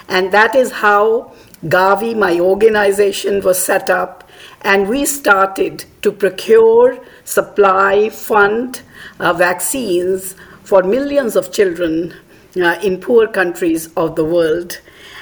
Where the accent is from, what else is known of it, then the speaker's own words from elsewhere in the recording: India; moved away as an adult; also born or lived in Australia; my home country in India.